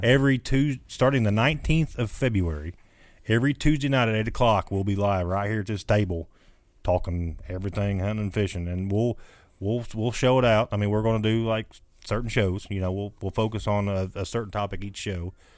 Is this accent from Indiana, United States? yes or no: yes; Jackson County, Indiana, United States; moved away as an adult; now in Washington County, Indiana, United States; I am from Jackson County.